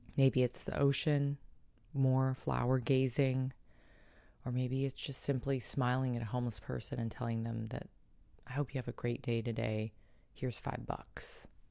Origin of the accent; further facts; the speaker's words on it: San Diego, California, United States; San Diego's shelters, my hometown